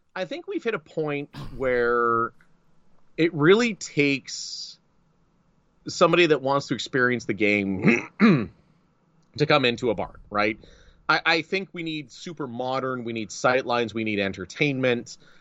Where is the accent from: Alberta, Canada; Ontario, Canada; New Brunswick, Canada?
Ontario, Canada; Northern; I grew up in Northern Ontario